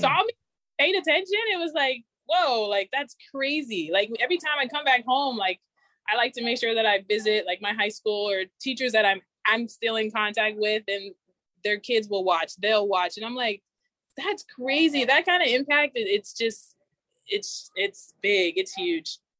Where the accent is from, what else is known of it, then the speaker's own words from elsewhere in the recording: Inland Empire, California, United States; moved away as an adult; also born or lived in Oregon; I grew up in the Inland Empire